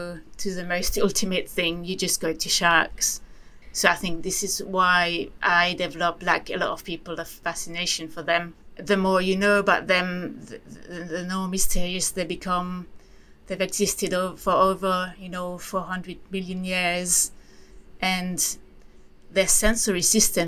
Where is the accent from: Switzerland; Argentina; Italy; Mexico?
Switzerland; moved away; I come from Switzerland, you know, which is a landlocked country.